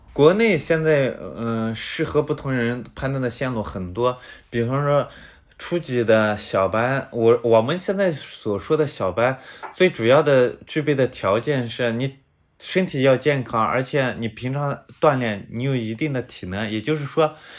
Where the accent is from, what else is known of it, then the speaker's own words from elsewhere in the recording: Linxia, Gansu, China; 我是，呃，甘肃临夏的